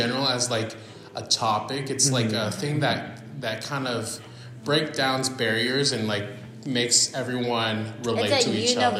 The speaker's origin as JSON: {"language": "English", "country": "United States", "said": "adding my influence of being an American as well"}